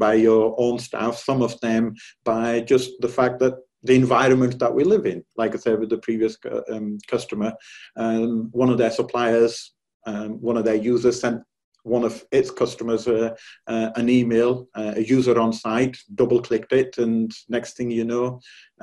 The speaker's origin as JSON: {"language": "English", "country": "United Kingdom", "moved": "yes", "lives_now": "California, United States", "said": "I'm personally from the United Kingdom."}